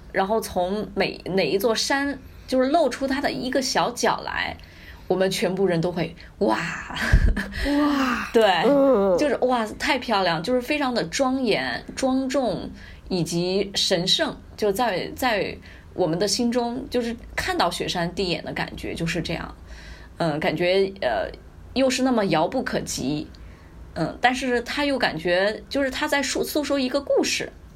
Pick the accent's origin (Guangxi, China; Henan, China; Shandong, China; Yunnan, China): Yunnan, China; 因为我从小在云南长大，所以我在十八岁之前，其实真的没有见过